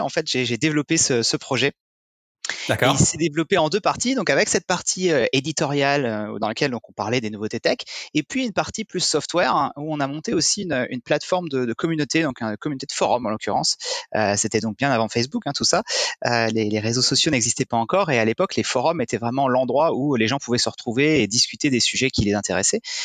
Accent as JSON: {"language": "French", "area": "near the Luxembourg border", "region": "Grand Est", "country": "France", "tie": "born or raised there", "also_born_or_lived": "Paris, France", "moved": "as an adult", "lives_now": "New York, United States", "said": "je suis originaire du, euh, du nord-est de la France, près de la frontière luxembourgeoise. Euh, j'ai vécu, j'ai grandi dans une ville de, de 10 000 habitants"}